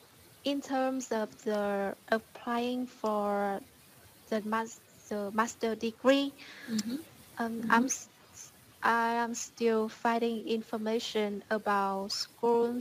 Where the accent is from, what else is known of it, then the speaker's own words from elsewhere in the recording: Ninh Binh, Vietnam; English is a second language; I'm from Ninh Bình